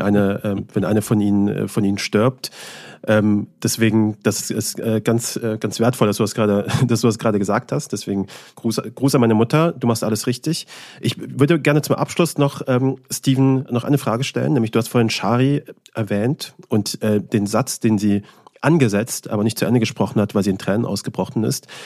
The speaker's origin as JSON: {"language": "German", "country": "Germany", "tie": "born or raised there", "also_born_or_lived": "Afghanistan", "said": "Ich kenne nur Deutschland eigentlich, seitdem ich denken kann. Ich bin mit sieben Jahren hergekommen"}